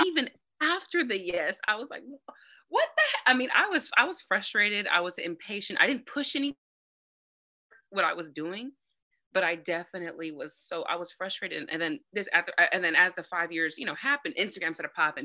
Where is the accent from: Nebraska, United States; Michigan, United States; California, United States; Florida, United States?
California, United States; San Bernardino; I'm a nobody from San Bernardino. San Bernardino is one of the most dangerous cities in America. I'm born and raised from there